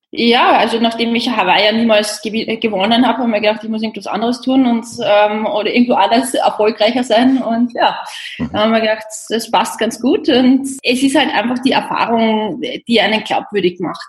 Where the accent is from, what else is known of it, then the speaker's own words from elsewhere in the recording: Austria; in Österreich erledigen und ja. habe jetzt zwei Tage Heimat